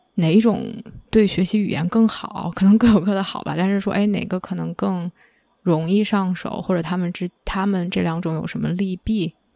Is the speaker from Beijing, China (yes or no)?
yes; Beijing, China; first language Chinese; moved away as an adult; also born or lived in Nanjing, Jiangsu; now in North America; 我是北京人，所以我没有方言